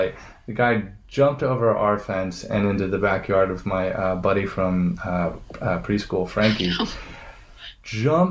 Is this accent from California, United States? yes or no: yes; San Bernardino, California, United States; I was born in San Bernardino, right across the second house that we lived in.